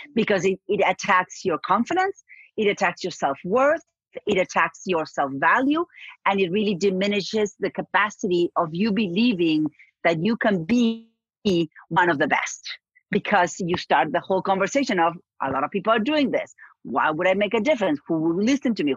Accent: Argentina; moved away; I'm from Argentina

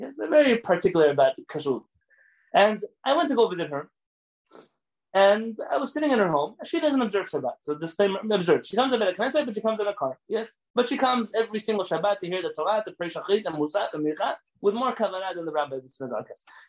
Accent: Iran; moved away; I've never had a rabbi come to my house since I came from Iran who just ate my food because he trusted me that my food was kosher.

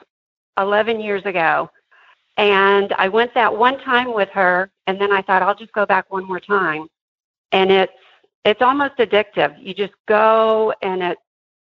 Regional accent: United States; you know how we are in America

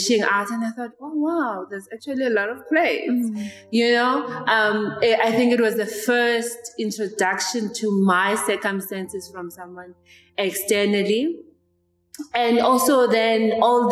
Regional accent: Mamelodi, Gauteng, South Africa; I was born and raised in Mamelodi

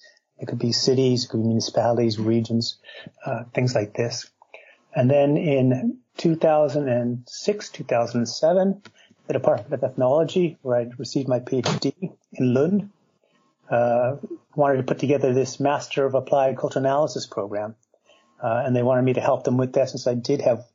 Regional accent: United States; moved away as an adult; also born or lived in Minnesota; now in Sweden; She was actually Swedish, and I'm American, but she moved over to the United States in the 50s, and I was born a little after that.

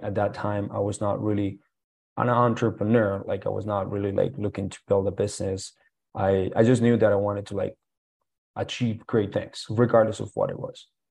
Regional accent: Colombia; English is a second language; now in Canada; going back to Colombia

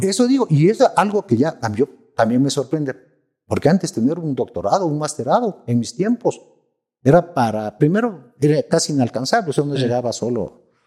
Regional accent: Ecuador; Yo soy ecuatorianos

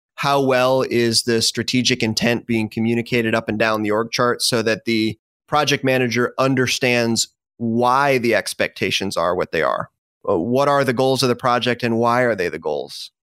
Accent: Michigan, United States; moved away as an adult; also born or lived in Dallas, Texas; now in Tampa, United States; originally born and raised in the Midwest, Michigan specifically

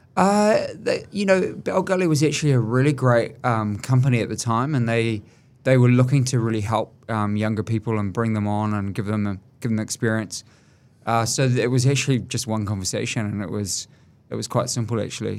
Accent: Auckland, New Zealand; I grew up from quite a humble sort of background

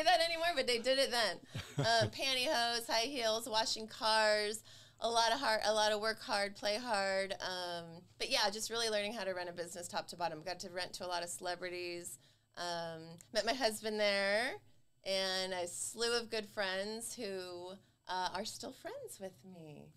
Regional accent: Santa Clarita, California, United States; born or raised there; also born or lived in Los Angeles, California / Massachusetts / Paris, France

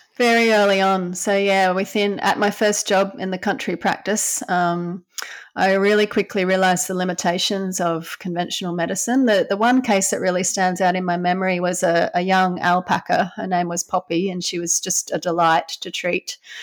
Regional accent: Brisbane, Queensland, Australia; I grew up in Brisbane on the east coast of Australia. Yeah, small little suburb called Banyo on the north side of Brisbane

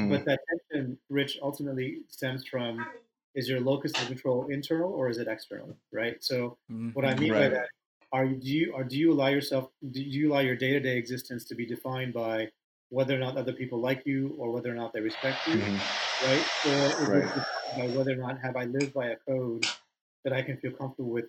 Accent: United States; I was born in the States, but my parents had recently immigrated

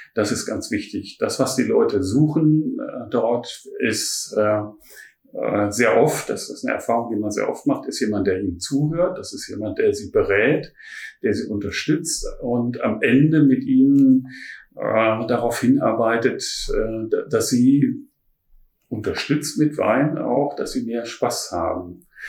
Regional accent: Ruhr area, North Rhine-Westphalia, Germany; also born or lived in Düsseldorf / Heilbronn / Baden; now in Berlin, Germany; ich komme ursprünglich aus dem Ruhrpott

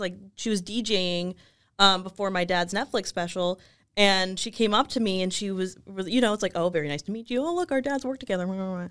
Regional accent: Los Angeles, California, United States; also born or lived in Chicago; I left, um, Los Angeles to go to college

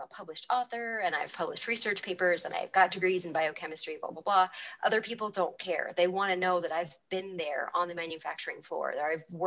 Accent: California, United States; California is my home state

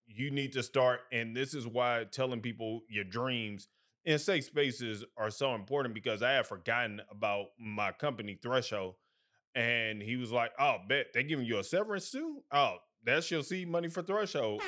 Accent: St. Louis, Missouri, United States; moved away as an adult; also born or lived in Alabama / Birmingham, Alabama; now in Atlanta, United States; I hail from Midwest, Saint Louis to be exact.

